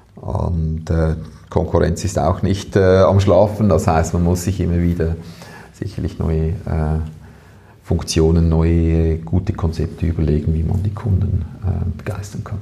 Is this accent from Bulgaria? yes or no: no; Switzerland; bei uns in der Schweiz